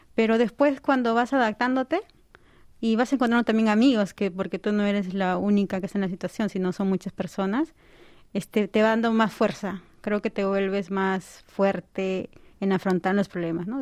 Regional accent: Lima, Peru; moved away as an adult; now in South Korea; Yo soy de la capital, de Lima. Mis padres son de provincia, pero yo nací en Lima.

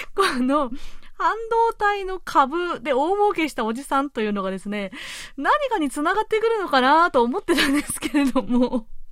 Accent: Japan; born or raised there; moved away as an adult; now in Seoul, South Korea

